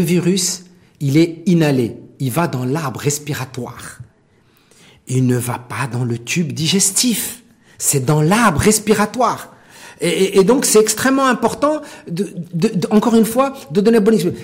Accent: Morocco; en tant que Marocain

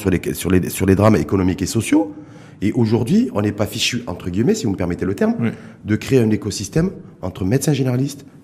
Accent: Morocco; chez nous au Maroc

